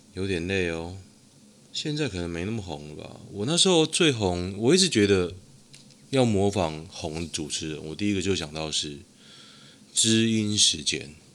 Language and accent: Chinese; Taoyuan, Taiwan; 可是我桃园人啊。